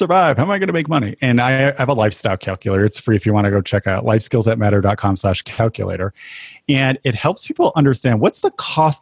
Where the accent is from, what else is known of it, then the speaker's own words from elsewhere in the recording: New England, United States; I grew up in New England